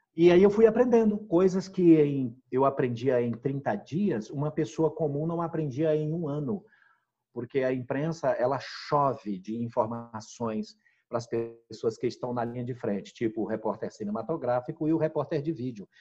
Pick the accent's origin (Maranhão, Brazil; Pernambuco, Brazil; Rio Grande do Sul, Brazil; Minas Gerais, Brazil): Maranhão, Brazil; now in Rondônia, Brazil; eu nasci no, numa região pobre né, do, do, do, país, a mais pobre que tem no país, que é a região Nordeste. Sou do estado do Maranhão